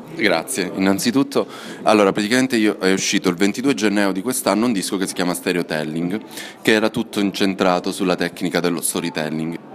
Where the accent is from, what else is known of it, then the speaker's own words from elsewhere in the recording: Cosenza, Calabria, Italy; moved away; nella mia terra, a due chilometri da casa mia, che ora è casa dei miei